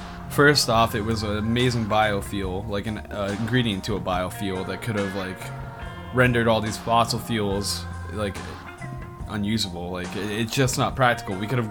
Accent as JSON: {"language": "English", "region": "East Coast", "country": "United States", "tie": "born or raised there", "moved": "yes", "lives_now": "Monterey Bay, United States", "said": "growing up on the East Coast."}